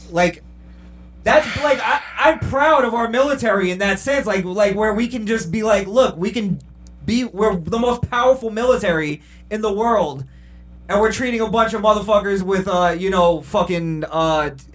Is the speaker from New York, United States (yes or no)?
yes; New York, United States; I'm from New York